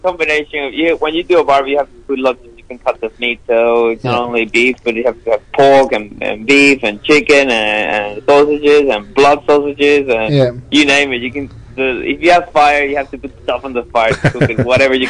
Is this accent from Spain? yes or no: no; Venezuela; English is a second language; moved away as an adult; also born or lived in Adelaide, Australia; now in Australia; I did comedy for about 6 years in Venezuela. I did comedy Spanish. But when I decided to migrate, I said, I'm going to keep doing this thing. So when I arrived to Adelaide, I actually got to... I was very worried about my accent and my pronunciation.